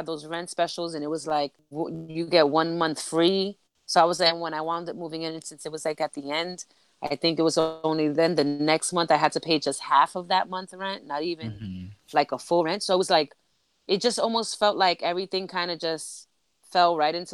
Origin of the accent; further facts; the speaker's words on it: New York City, New York, United States; moved away; I loved growing up in the Bronx.